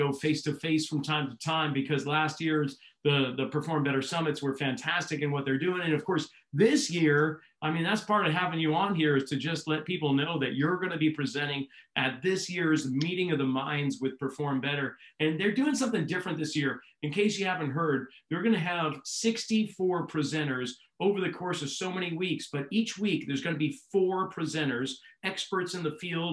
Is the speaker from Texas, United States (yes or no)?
no; Reading, Massachusetts, United States; I grew up in Reading